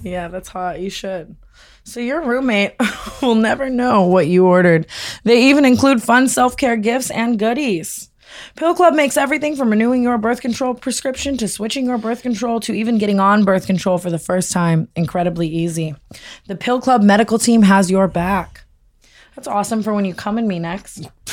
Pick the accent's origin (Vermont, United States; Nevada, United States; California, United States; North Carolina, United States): Nevada, United States; Las Vegas; growing up in Vegas